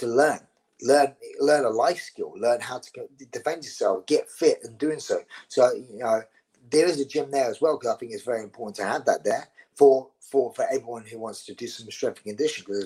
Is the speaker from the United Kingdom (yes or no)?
yes; London, United Kingdom; accent: Scottish; I'm from the East End of London. … were family friends of my mother's